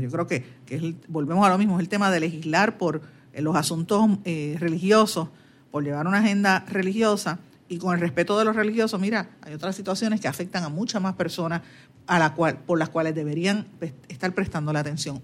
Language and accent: Spanish; Puerto Rico; somos nosotros puertorriqueños y en lo que nosotros creemos